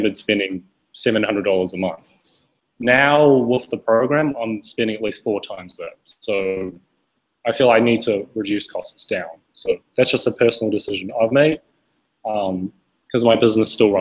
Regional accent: New Zealand; moved away; I'm originally from New Zealand, and I run my own business online

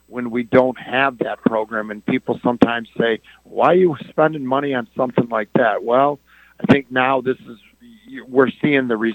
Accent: Dearborn, Michigan, United States; Well, I uh, I'm a lifelong Dearborn resident, like uh, many of our other candidates

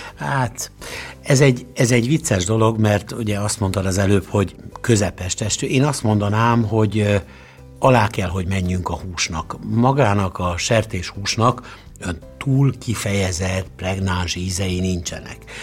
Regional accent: Szeged, Csongrád-Csanád, Hungary; mert szegedi vagyok

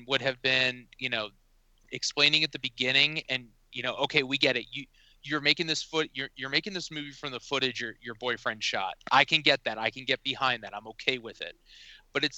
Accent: Pennsylvania, United States; I'm from Pennsylvania.

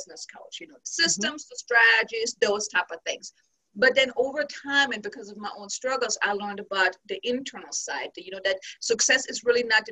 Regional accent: Germany; moved away as an adult; originally I'm from Germany and I came here with my now ex-husband back in 2006

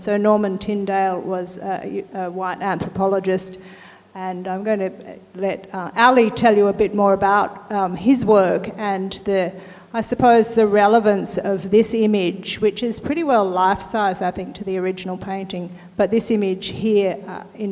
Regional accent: Newcastle, New South Wales, Australia; I come from Newcastle

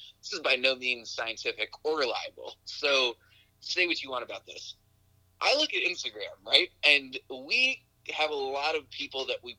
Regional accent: New York, United States; we grew up in New York and we're like of the homegrown generation

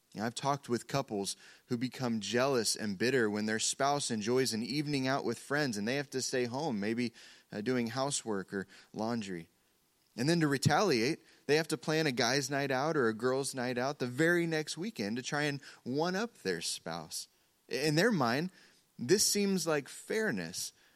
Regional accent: Oklahoma, United States; we're from Oklahoma

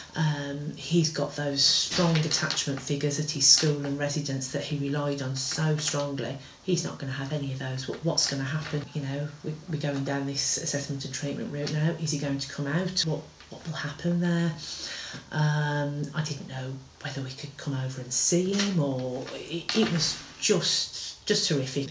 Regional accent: Wolverhampton, West Midlands, United Kingdom; we're from Wolverhampton.

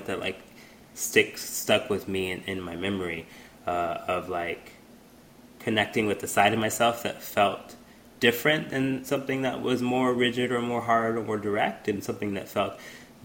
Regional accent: Houston, Texas, United States; a little boy, black boy growing up in Houston

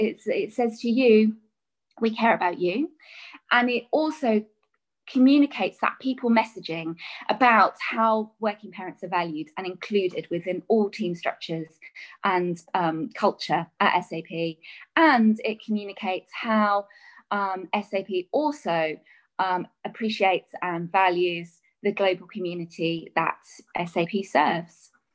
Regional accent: England, United Kingdom; a child growing up in England

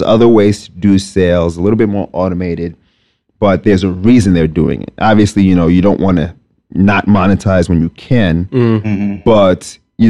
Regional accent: New York City, New York, United States; also born or lived in Lagos, Nigeria / Binghamton, New York; I was born in Nigeria, Lagos, Nigeria specifically. Raised very much a New Yorker. Spent the majority of my life here. Just about all of it. So I grew up in Staten Island, New York.

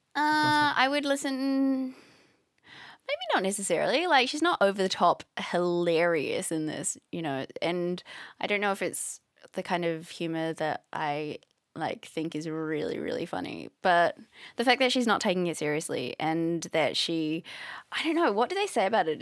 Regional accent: New Zealand; I'm from New Zealand

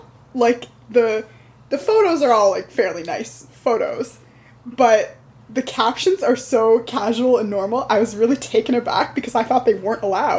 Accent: United States; as an American

